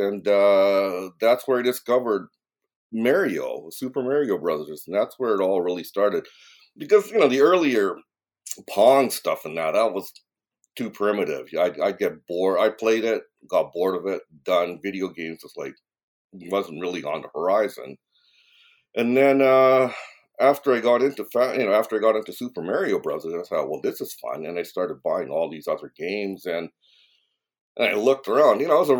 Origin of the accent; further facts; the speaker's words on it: Vancouver, British Columbia, Canada; moved away as an adult; now in Japan; I moved from Vancouver, Canada, to Japan after I graduated from university because, prospects were kind of limited at the time. So I started living in Japan from 1985.